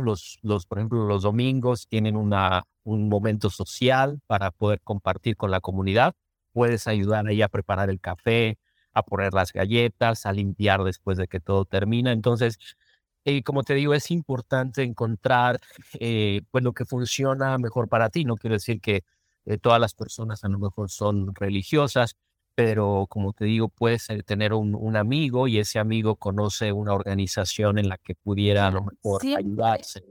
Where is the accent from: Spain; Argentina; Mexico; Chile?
Mexico; moved away as an adult; now in Minnesota, United States; yo como mexicano